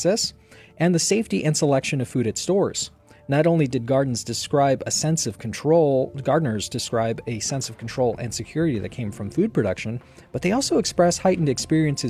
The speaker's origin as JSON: {"language": "English", "town": "Burbank", "region": "California", "country": "United States", "tie": "born or raised there", "said": "from my hometown"}